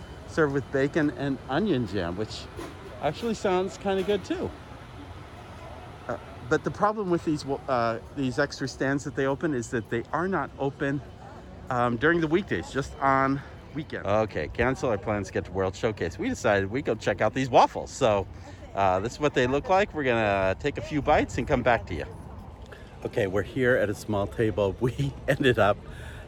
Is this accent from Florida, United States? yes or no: no; Arizona, United States; also born or lived in Colombia; I'm from Arizona